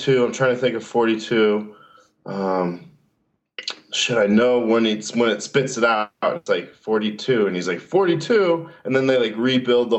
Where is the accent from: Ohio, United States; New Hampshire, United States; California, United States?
California, United States; San Francisco; also born or lived in Marin County, California; I grew up in San Francisco, California